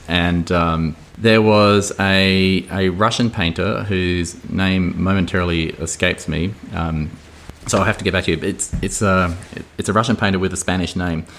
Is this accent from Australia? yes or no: yes; Adelaide Hills, South Australia, Australia; where I grew up in Adelaide Hills